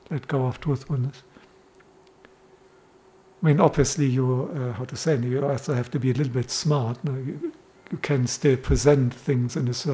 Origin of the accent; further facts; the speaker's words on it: Los Angeles, California, United States; And I grew up in Los Angeles, and, and this is what we all did.